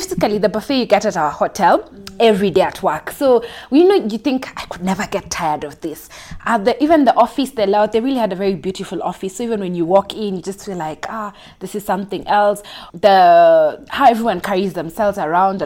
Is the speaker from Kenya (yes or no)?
yes; Mombasa, Mombasa County, Kenya; now in Nairobi, Kenya; I'm from Kenya. I grew up in Mombasa, now living in Nairobi.